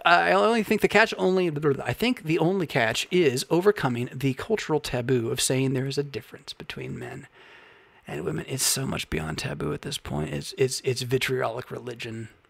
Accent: Southern California, United States; moved away as an adult; also born or lived in Portland, Oregon / Bay Area / Midwest / Philadelphia; I was born in Portland, Oregon, that I grew up in Southern California

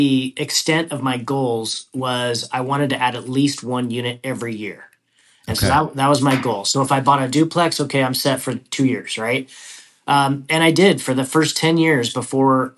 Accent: Idaho, United States; moved away as an adult; I was born and raised in Idaho, and that's where I started investing

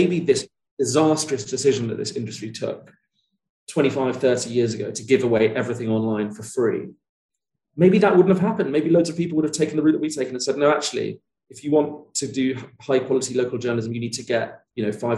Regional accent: Sussex, South East England, United Kingdom; the tiny town where I grew up in Sussex

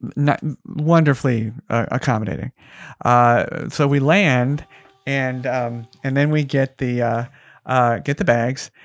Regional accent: Las Vegas, Nevada, United States; my hometown of Vegas.

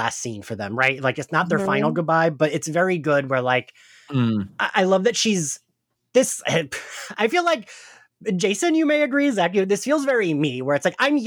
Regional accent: Delaware County, Pennsylvania, United States; accent: Mare of Easttown (Delco); now in New York, United States; my mayor of Easttown accent. I never really realized I had it till I moved to New York

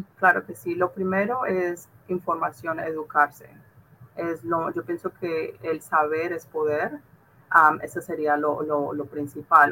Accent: California, United States; moved away as an adult; yo soy de California

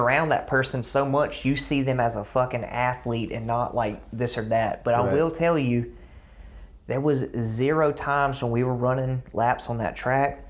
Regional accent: South Georgia, United States; growing up in South Georgia

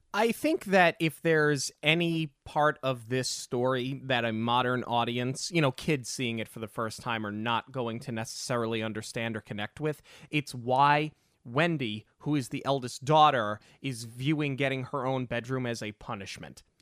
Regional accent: New York, United States; growing up in New York

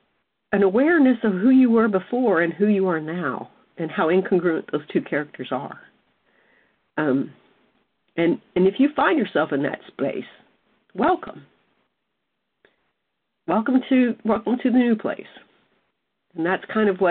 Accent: South Mississippi, United States; I was raised in South Mississippi

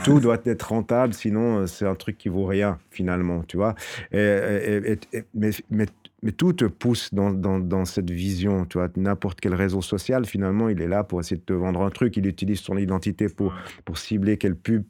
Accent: Fribourg, Switzerland; je suis fribourgeois, je suis né à Fribourg

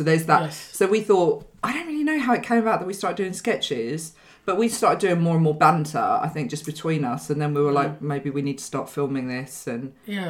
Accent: United Kingdom; I'm British Lebanese.

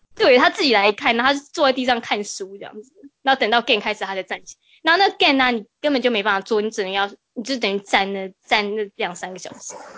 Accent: Toronto, Ontario, Canada; 我们多伦多人的心态

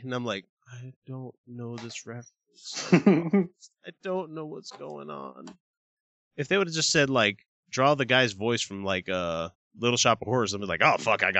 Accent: Deep South, United States; the little child growing up in the Deep South. I went to a school predominantly black. I mean, it was like 98% black, 2% other.

